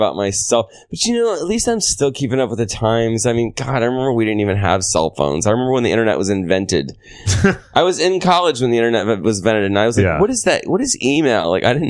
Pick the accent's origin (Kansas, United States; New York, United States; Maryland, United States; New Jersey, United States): New York, United States; New York City; I can't. Like, I'm a New Yorker.